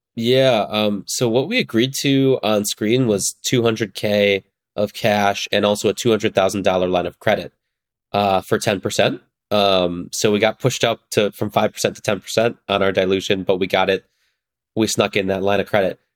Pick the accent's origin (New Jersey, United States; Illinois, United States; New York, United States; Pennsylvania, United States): Illinois, United States; northern suburbs of Chicago; I grew up in the northern suburbs of Chicago